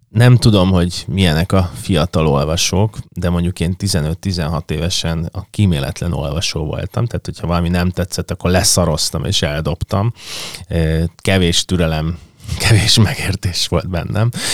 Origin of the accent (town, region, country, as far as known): Budapest, Hungary